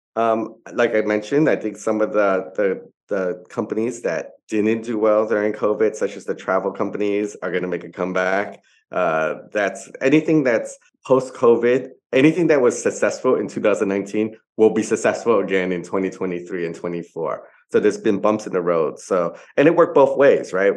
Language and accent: English; New York, United States; now in Hong Kong; I'm originally from New York